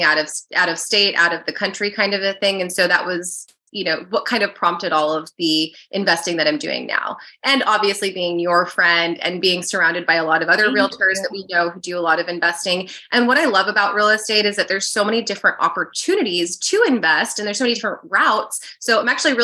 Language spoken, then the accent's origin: English; Arizona, United States; moved away as an adult; also born or lived in New York; now in California, United States; I grew up mostly in Arizona